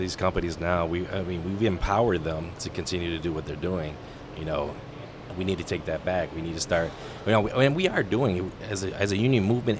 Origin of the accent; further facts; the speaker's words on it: New York, United States; moved away; I'm originally from New York.